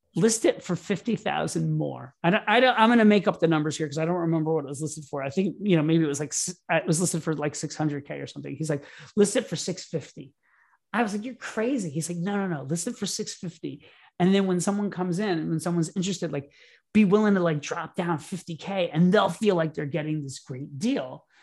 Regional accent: Orlando, Florida, United States; born or raised there; moved away as an adult; also born or lived in New York City

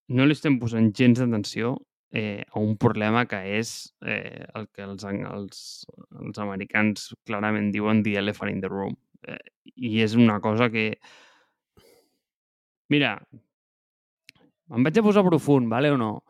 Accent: Barcelona, Catalonia, Spain; born there; doncs he nascut a Barcelona en un bon moment.

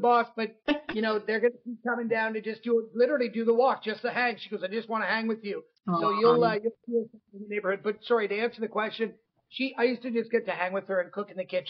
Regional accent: Midland, Ontario, Canada; now in Toronto, Canada; I'm originally from Midland, Ontario, but my parents are actually from downtown Toronto.

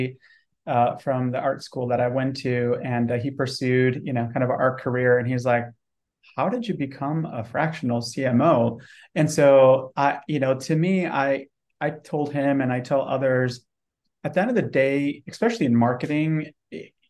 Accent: Detroit, Michigan, United States; moved away as an adult; also born or lived in Romania / Dallas-Fort Worth, Texas; now in San Antonio, United States; So I was born in Eastern Europe, Romania, immigrated here to the US when I was 5 years old, and grew up in the Metro Detroit area

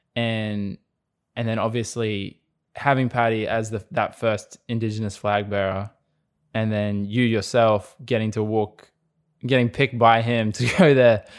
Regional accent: Australia; we're very much a sporting nation

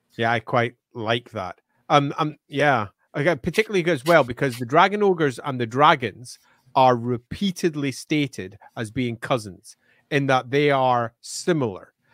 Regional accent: Scotland, United Kingdom; I may be Scottish, but I can speak. Purple, there you go, purple, burglar, alarm. I have no problems. I'm not from Glasgow

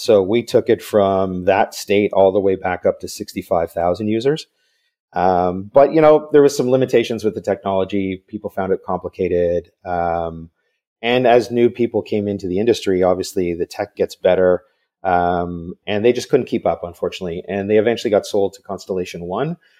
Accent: Vancouver, British Columbia, Canada; grew up in Vancouver, so I'm another Canadian

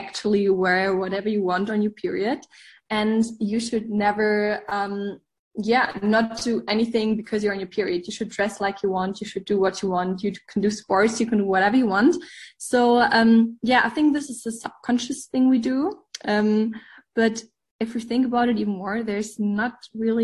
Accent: Germany; English is a second language; We are from Germany, so also if my English isn't perfect

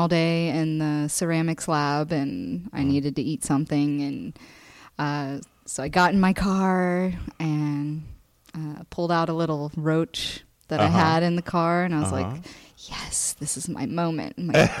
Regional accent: Florida, United States

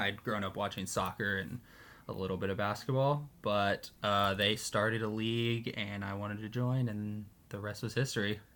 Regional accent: Dallas, Texas, United States; now in Minnesota, United States; I grew up in Dallas pretty much my whole life

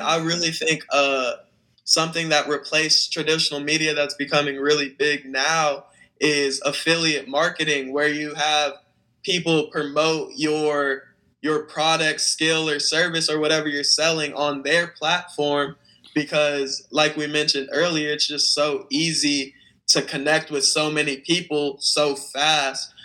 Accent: Phoenix, Arizona, United States; I'm 19 from Phoenix, Arizona

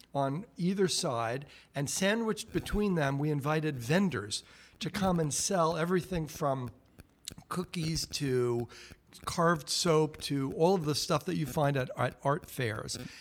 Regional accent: New York area, United States; now in Great Barrington, United States; I grew up in New York area

